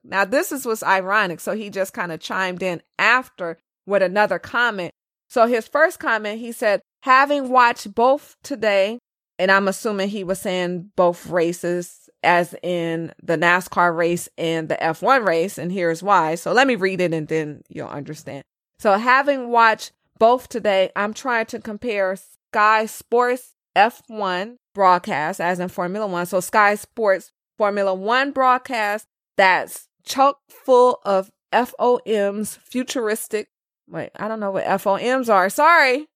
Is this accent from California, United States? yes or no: yes; California, United States; I'm from California, the land of sushi and Mexican food